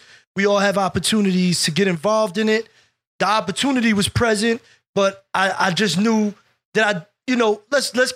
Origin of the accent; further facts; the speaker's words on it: Jersey City, New Jersey, United States; also born or lived in Bayonne, New Jersey; I was born in Jersey City, downtown Jersey City, the old Jersey City, obviously. I 8 or 9 years old, we moved to Bayonne, New Jersey.